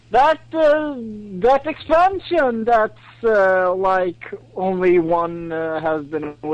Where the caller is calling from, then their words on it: Sweden; from uh, Sweden.